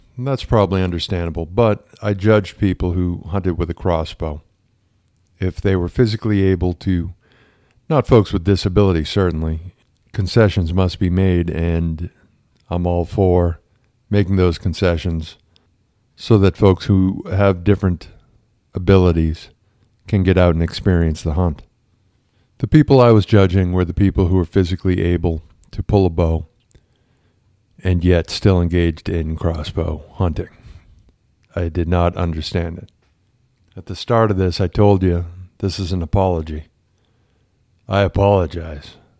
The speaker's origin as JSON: {"language": "English", "region": "Massachusetts", "country": "United States", "tie": "born or raised there", "said": "I grew up in Massachusetts"}